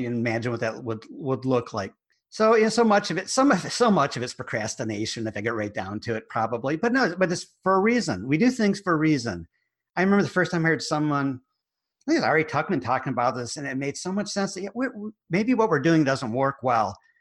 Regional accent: United States; accent: American; my American accent

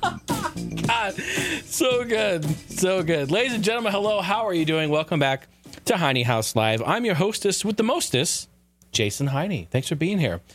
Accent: the Northwest, Pacific Northwest, United States; now in Arizona, United States; growing up in the Northwest

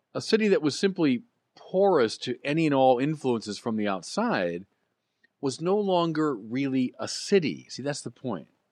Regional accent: United States; As Americans

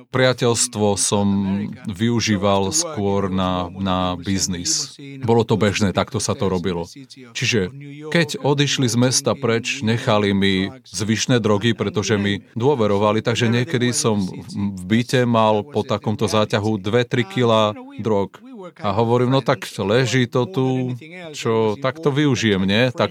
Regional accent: Argentina; moved away as an adult; also born or lived in New York; now in United Kingdom; Narodil som sa v Argentíne už pred mnohými rokmi, mám teraz 63 rokov, narodil som sa v 53. a žil som tam až do, kým som mal 22 rokov.

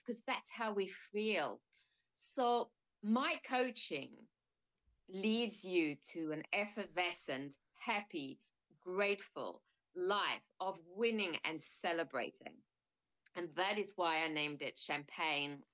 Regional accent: South Africa; moved away as an adult; now in United Kingdom; I was born in South Africa.

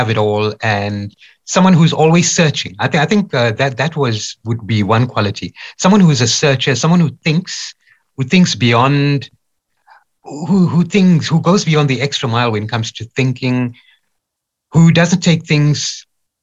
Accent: Durban, KwaZulu-Natal, South Africa; I was born in Durban.

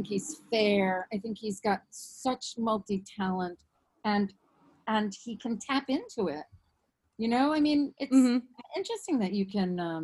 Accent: New York, United States; I'm a New Yorker

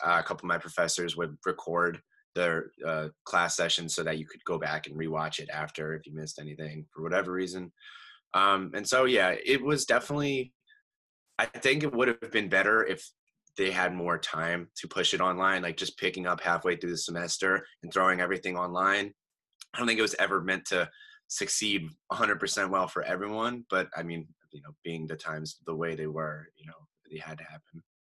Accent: Easton, Pennsylvania, United States; I am from Easton, Pennsylvania

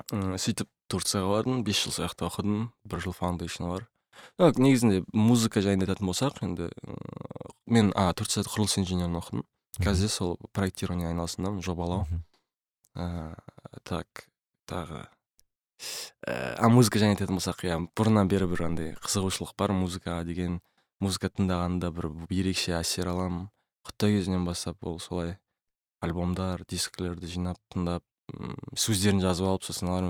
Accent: Atyrau, Atyrau Region, Kazakhstan; moved away as an adult; also born or lived in Turkey; атырауда қалада тудым так ә, содан кейін сол атырауда тұрдық бәріміз де үлкен семьяда тудым өстім атырауда оқыдым бір класс бір мектепте оқыдым ұлттық гимназия он үшінші

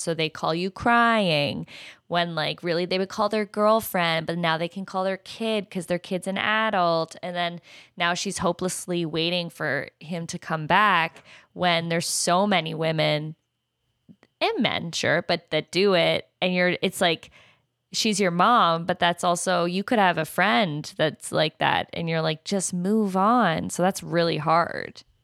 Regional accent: Canada; I'm Canadian, so yeah, I know French.

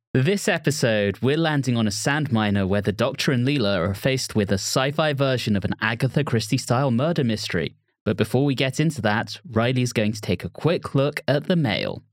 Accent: England, United Kingdom; being English and growing up in England

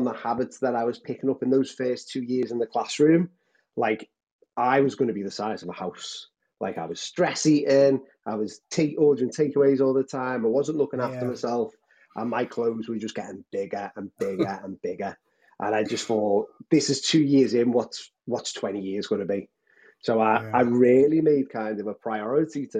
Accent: Liverpool, North West England, United Kingdom; I'm based in Liverpool. Lived here all my life

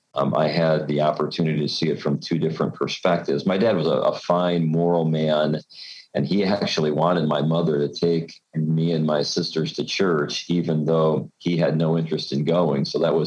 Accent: Gary, Indiana, United States; I grew up in Gary, and I was born in 1960.

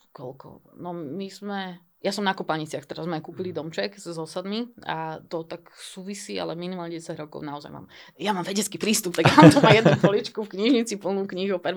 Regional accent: Bratislava, Bratislava Region, Slovakia; Ja som pôvodne z Bratislavy, ale teraz som sa odsťahol mimo Bratislavy. Ale teda odtiaľ ďaleko stále.

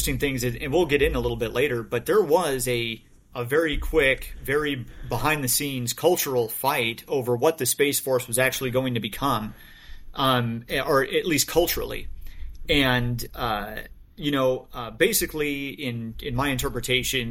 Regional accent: United States; I'm an American. I'm a U.S. officer

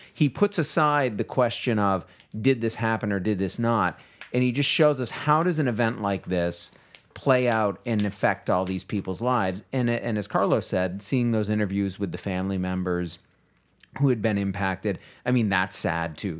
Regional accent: Texas, United States; I am as a Texan, right? Like, li-, living here in the state

